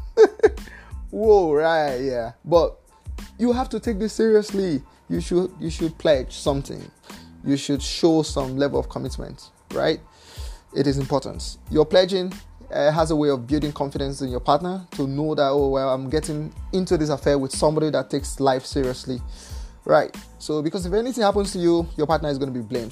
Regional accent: Nigeria; I'm from Nigeria

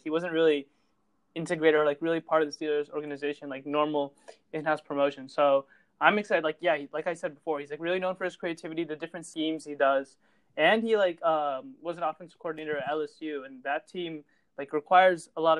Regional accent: Canada; I was born in Canada

